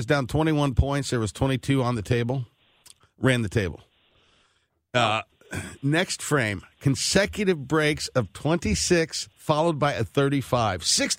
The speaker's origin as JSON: {"language": "English", "region": "the Ozarks", "country": "United States", "said": "my family, you know, we're from the Ozarks."}